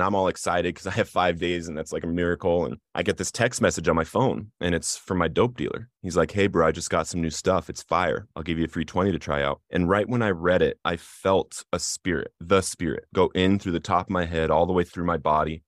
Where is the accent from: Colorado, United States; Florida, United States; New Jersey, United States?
Colorado, United States; Littleton; I grew up in Littleton, Colorado in the Columbine community